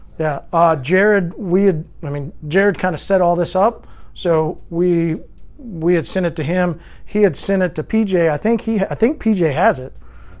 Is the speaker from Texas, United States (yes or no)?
no; Longmont, Colorado, United States; Hey, I'm from Long Mount, da da da da da da.